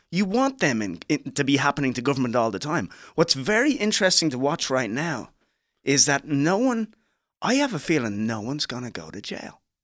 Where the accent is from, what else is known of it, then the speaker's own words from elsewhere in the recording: Ireland; moved away; also born or lived in Liberia; growing up in Ireland